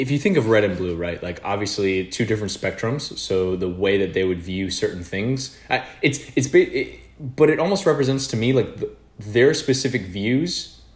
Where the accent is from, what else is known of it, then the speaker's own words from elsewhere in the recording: United States; we're both American